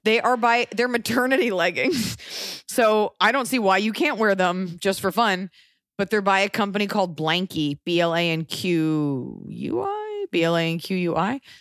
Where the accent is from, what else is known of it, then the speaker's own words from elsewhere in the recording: United States; just being American